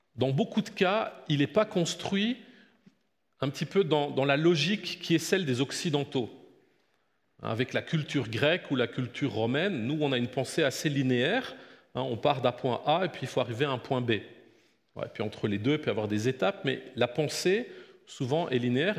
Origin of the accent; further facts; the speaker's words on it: Belgium; je suis né en Belgique, euh, j'ai grandi, je suis fils de pasteur